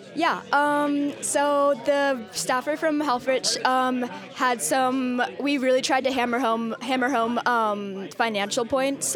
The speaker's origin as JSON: {"language": "English", "town": "Portland", "region": "Oregon", "country": "United States", "tie": "born or raised there", "said": "growing up in Portland"}